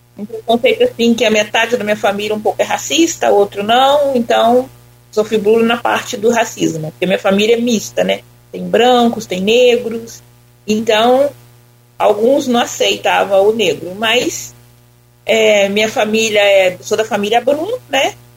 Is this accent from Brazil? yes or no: yes; Cataguases, Minas Gerais, Brazil; moved away as an adult; now in São Francisco, Brazil; eu sou de Cataguá, Minas Gerais